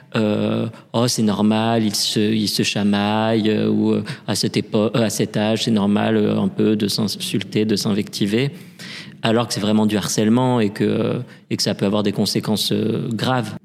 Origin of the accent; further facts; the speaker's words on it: Paris, Île-de-France, France; also born or lived in Lille; J'ai grandi à Paris, euh, je suis né à Paris